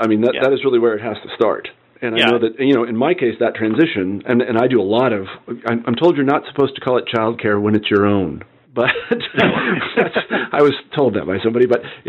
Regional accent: Midwest, United States; I mean, I know that I was brought up in the Midwest, and I was a jock, and all these other things.

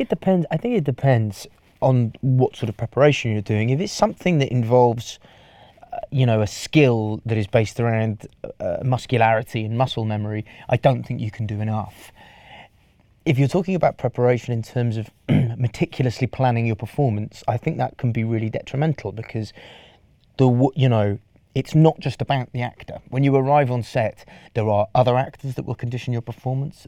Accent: Welsh, Wales, United Kingdom; I'm Welsh

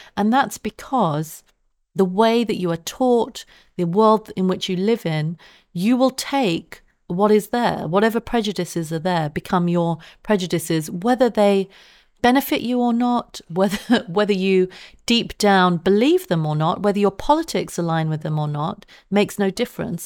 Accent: London, United Kingdom; I grew up in Southeast London at a time when the B N P was active

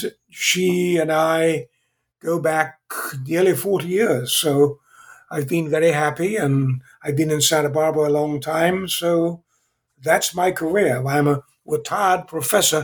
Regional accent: England, United Kingdom; accent: British; moved away as an adult; also born or lived in Zambia; now in California, United States; I was born in England. I still have somewhat of a British accent, although I've been in California for 55 years

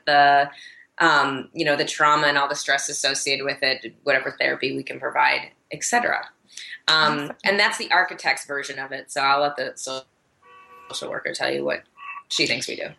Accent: Michigan, United States; moved away as an adult; now in Denver, United States; I'm originally from Michigan

